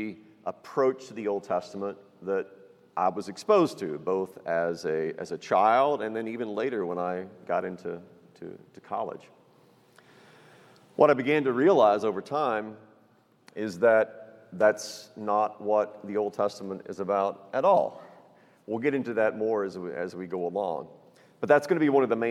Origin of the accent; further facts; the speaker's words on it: Texas, United States; I was raised in Texas, live in Texas, right outside San Antonio in New Braunfels.